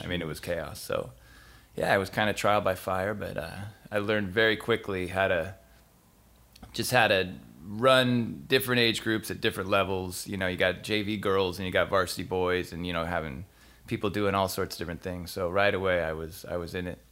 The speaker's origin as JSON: {"language": "English", "town": "San Diego", "region": "California", "country": "United States", "tie": "born or raised there", "said": "I grew up in San Diego"}